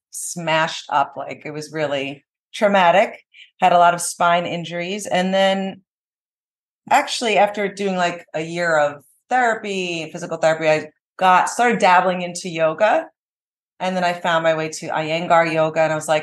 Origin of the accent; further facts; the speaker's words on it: New Jersey, United States; moved away as an adult; now in Miami, United States; I was born and raised in Jersey, New Jersey. Nice. Don't make fun of me. But I feel like I'm a local. I've been living in Miami for 17 years now.